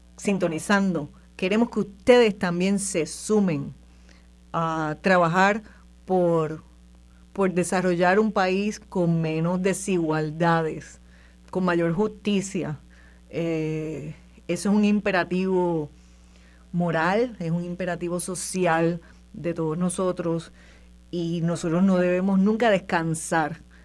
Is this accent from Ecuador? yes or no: no; Puerto Rico; los puertorriqueños y las puertorriqueñas que vivimos aquí